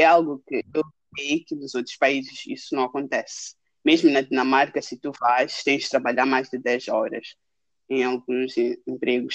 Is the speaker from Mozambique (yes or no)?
yes; Maputo, Maputo City, Mozambique; moved away as an adult; also born or lived in Lund, Sweden; now in Stockholm, Sweden; crescendo em Maputo